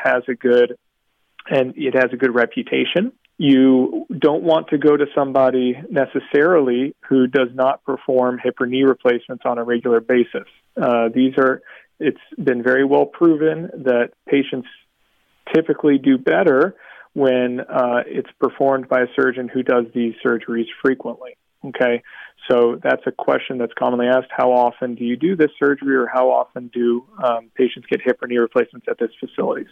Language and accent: English; South Florida, United States; I grew up down here in South Florida